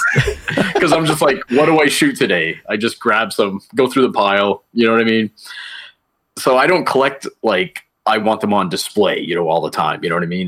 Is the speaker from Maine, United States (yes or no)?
yes; Fort Kent, Maine, United States; moved away; my hometown is Fort Kent, Maine, a little small town in northern Maine.